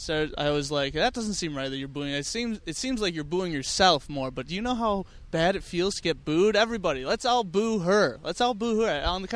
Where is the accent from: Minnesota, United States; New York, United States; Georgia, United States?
Minnesota, United States; moved away; I'm from Minnesota.